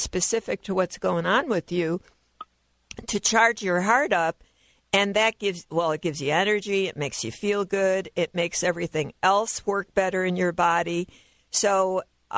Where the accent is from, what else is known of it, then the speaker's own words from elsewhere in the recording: Chicago, Illinois, United States; moved away; I'm originally from Chicago.